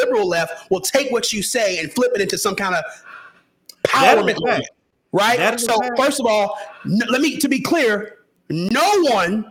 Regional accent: the South, United States; I'm from the South.

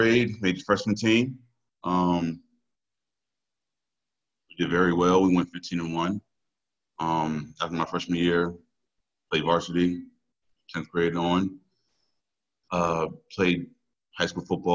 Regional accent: Stone, Virginia, United States; I'm from Stone, Virginia, born and raised.

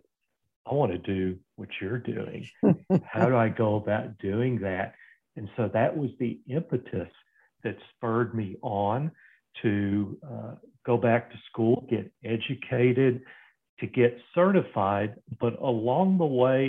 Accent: Fort Worth, Texas, United States; I grew up in Fort Worth, Texas

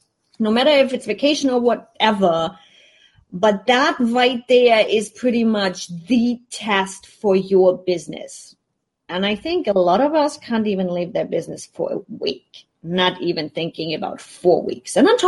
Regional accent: Germany; now in United States; And considering I'm already coming from Germany where you have a bigger safety net, you have unemployment money, you have all kinds of stuff that you can do if things don't go as planned. And then you come into the States, you don't have that safety net.

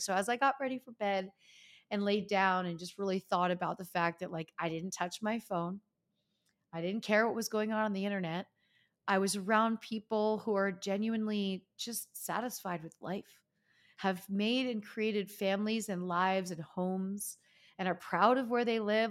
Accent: Easton, Pennsylvania, United States; moved away as an adult; my friends from growing up, my hometown

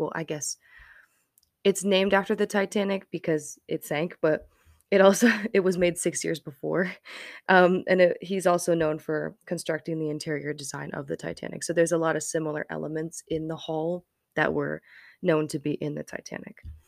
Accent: Colorado Springs, Colorado, United States; I grew up in Colorado Springs.

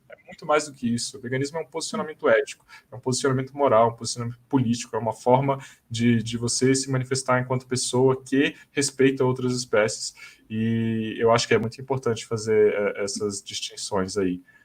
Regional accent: Brasília, Federal District, Brazil; eu sou de Brasília

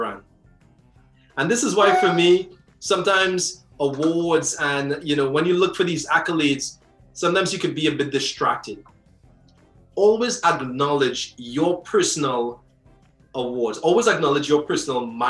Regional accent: Trinidad & Tobago; I'm from Trinidad.

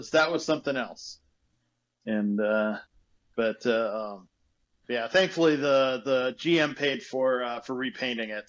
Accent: Phoenix, Arizona, United States; moved away as an adult; now in Waxhaw, United States; I love Phoenix. I'm a native

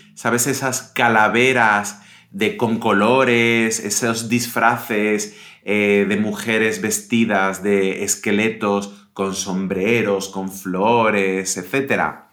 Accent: Pontevedra, Galicia, Spain; moved away; cuando era pequeño y vivía en Galicia, en Pontevedra

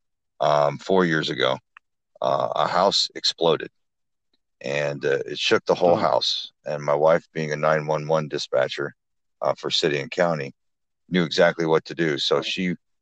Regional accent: Flint, Michigan, United States; now in Huntington, United States; my hometown of Flint, Lansing, Detroit, areas like that. But primarily I'm out of Huntington

